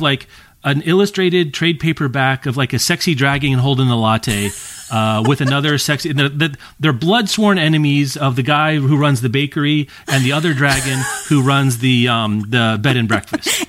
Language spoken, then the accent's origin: English; Lawrence, Kansas, United States; my hometown of Lawrence and its county